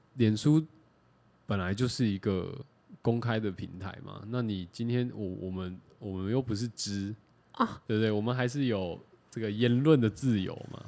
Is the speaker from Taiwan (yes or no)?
yes; Taiwan; 我是客家人